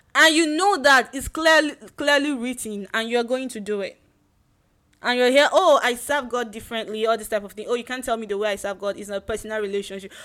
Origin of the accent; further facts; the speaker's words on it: Nigeria; the place I grew up in Nigeria